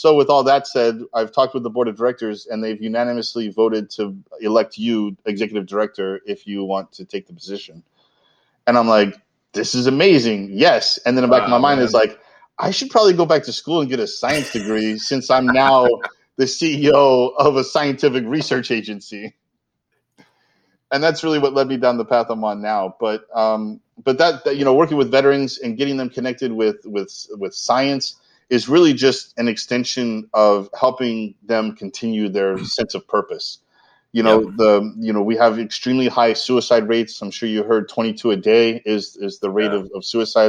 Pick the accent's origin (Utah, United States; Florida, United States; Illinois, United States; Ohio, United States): Florida, United States; also born or lived in California; I'm originally from Florida